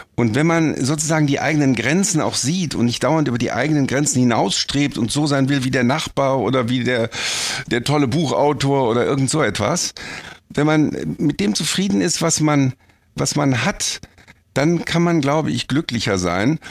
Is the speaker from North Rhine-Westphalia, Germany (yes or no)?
yes; Bonn, North Rhine-Westphalia, Germany; ich bin eigentlich Bonner